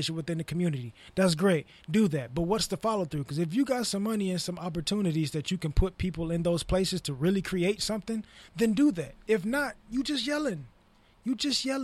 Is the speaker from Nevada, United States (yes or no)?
no; Inglewood, California, United States; I'm from Inglewood. Like, I grew up Inglewood